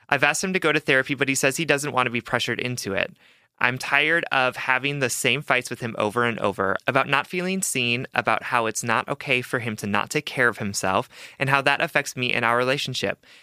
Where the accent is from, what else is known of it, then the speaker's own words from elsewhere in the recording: Hawaii, United States; I'm Asian, I'm from Hawaii